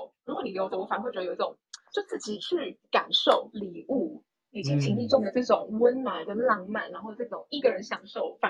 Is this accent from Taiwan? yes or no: yes; Taiwan; 我男朋友呢，他觉得我是个台妹，反正我就很常在他面前讲说我是台妹。